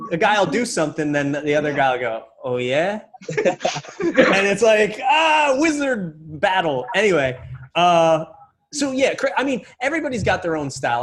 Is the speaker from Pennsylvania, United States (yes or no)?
yes; Reading, Pennsylvania, United States; I grew up in Reading, Pennsylvania.